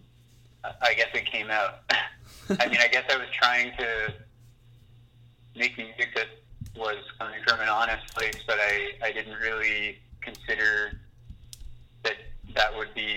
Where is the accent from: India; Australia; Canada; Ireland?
Canada; the GTA, Ontario; now in Montreal, Canada; I grew up in Ontario, kind of in the GTA